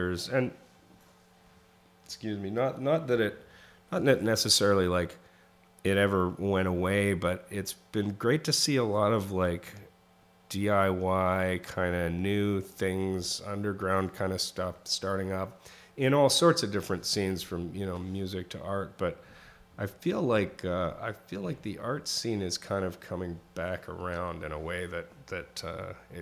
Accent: Canada; also born or lived in Southern California; now in New York, United States; I grew up in Canada

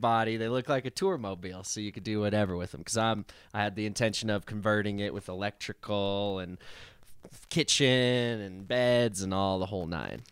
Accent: Woodland Park, Colorado, United States; in the great city of Woodland Park, Colorado

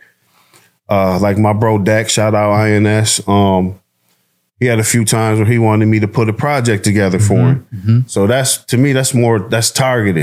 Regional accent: Detroit, Michigan, United States; I came from Joy Row

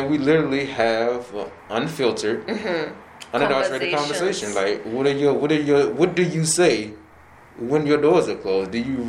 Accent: Temple Hills, Maryland, United States; So I grew up in Temple Hills. Born and raised, well, not born, but raised there.

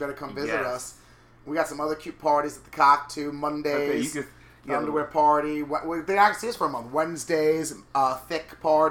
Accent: New York, United States; I hear they like this trashy accent. And I'm like, I swallow, I'm from New York.

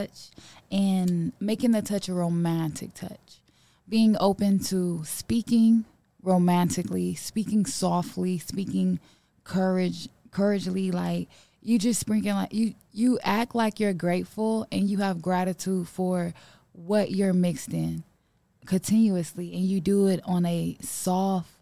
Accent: Louisiana, United States; I'm from Louisiana

